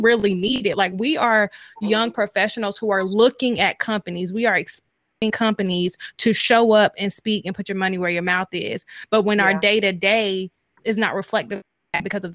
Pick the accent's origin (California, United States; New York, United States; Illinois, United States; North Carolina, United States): North Carolina, United States; moved away; I'm from North Carolina as well. And like, I feel like coming from a southern part of the country